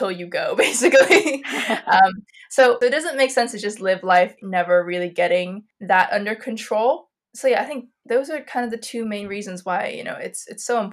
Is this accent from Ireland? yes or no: yes; Ireland; also born or lived in Malaysia; I was born in Malaysia, and my family moved to Ireland when I was 5. So we were like first generation immigrants